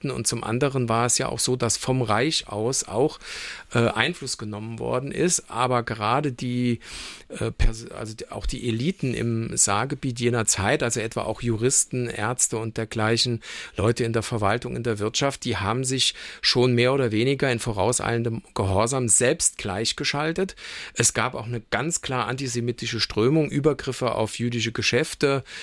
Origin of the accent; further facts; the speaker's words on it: Saarland, Germany; Also heute sind wir sozusagen als Saarländer, was unsere DNA betrifft, geprägt durch deutsch-französische Freundschaft